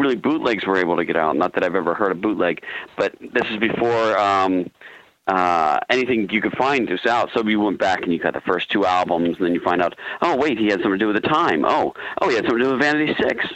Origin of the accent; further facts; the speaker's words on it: Baltimore, Maryland, United States; I grew up in Baltimore